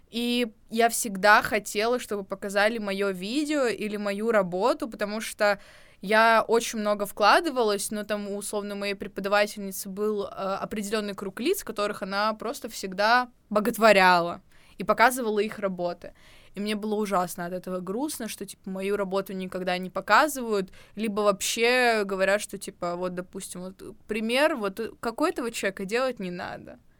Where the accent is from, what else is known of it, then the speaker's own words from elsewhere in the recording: Samara, Samara Oblast, Russia; я из Самары.